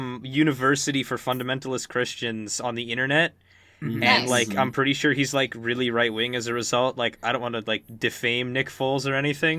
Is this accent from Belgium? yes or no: no; Ontario, Canada; I'm from Ontario. I am white.